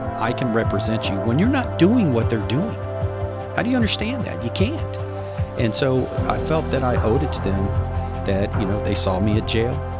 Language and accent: English; Houston, Texas, United States; now in Dallas, United States; I grew up in Houston.